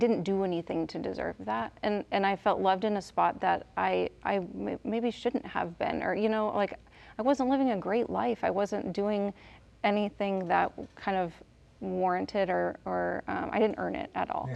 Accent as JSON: {"language": "English", "town": "Kansas City", "country": "United States", "tie": "born or raised there", "moved": "as an adult", "lives_now": "Pittsburg, Kansas, United States", "said": "I grew up in Kansas City"}